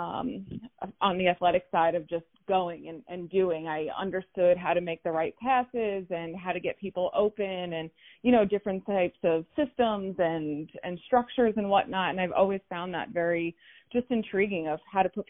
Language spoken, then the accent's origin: English; Plainview, New York, United States; I grew up in Plainview, so I played in some local leagues, the PAL, small towns on Long Island